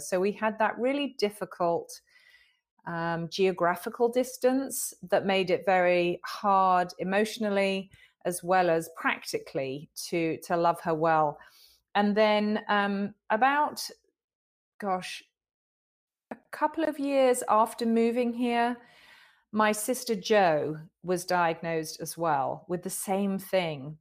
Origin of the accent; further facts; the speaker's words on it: United Kingdom; I'm a Brit